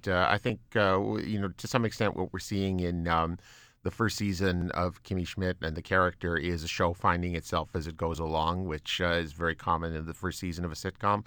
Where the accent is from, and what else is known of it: Canada